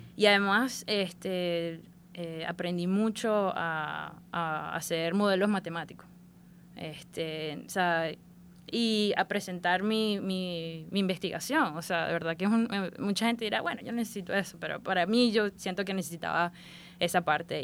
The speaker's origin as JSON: {"language": "Spanish", "town": "Maracaibo", "region": "Zulia", "country": "Venezuela", "tie": "born or raised there", "also_born_or_lived": "Tampa, Florida", "accent": "maracucha", "moved": "as an adult", "lives_now": "United States", "said": "Nací en Maracaibo este, y crecí en Maracaibo, sí. Hasta viví en Maracaibo hasta la edad recién cumplidos los 21 años."}